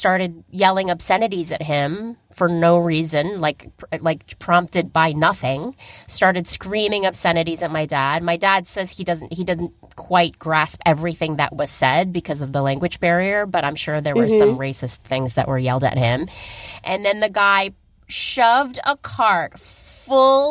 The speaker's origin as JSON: {"language": "English", "country": "United States", "tie": "born or raised there", "said": "we're American."}